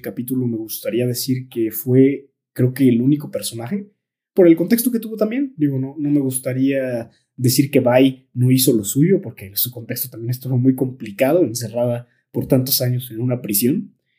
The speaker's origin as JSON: {"language": "Spanish", "town": "Tolimán", "region": "Querétaro", "country": "Mexico", "said": "nosotros que somos de Tolimán"}